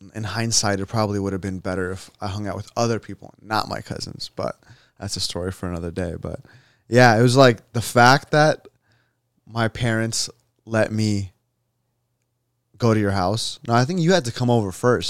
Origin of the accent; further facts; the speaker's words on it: United States; I was born here.